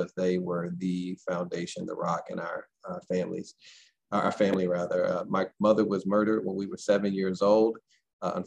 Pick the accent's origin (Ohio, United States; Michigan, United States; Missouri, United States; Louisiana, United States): Missouri, United States; St. Louis; I am from St. Louis, born and raised behind Sumner High School